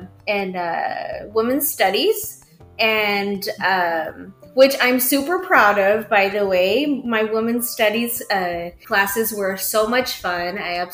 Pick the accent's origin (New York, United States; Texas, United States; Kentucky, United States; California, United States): Texas, United States; Mission; born or raised there